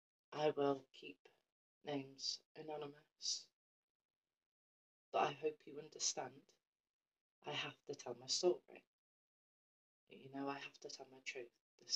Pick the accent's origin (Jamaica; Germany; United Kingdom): United Kingdom; Shrewsbury, West Midlands; born there; So, I was born in Shrewsbury around mid-December 1995.